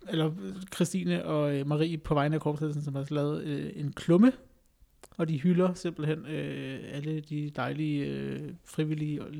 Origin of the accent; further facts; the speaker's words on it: Greenland; jeg er grønlænder